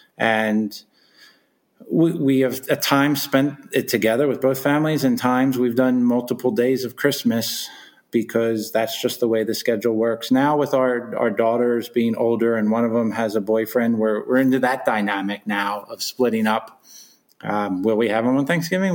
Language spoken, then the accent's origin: English; Philadelphia, Pennsylvania, United States; growing up in Philadelphia